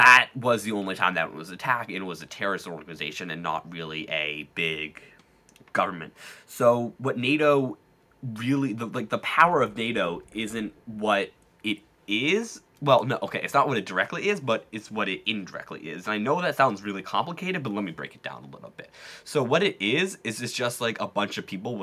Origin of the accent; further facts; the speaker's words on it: United States; not even as an American